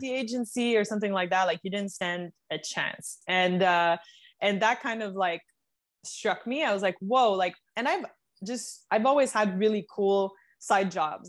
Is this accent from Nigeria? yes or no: no; Canada; moved away as an adult; now in United States; being a Canadian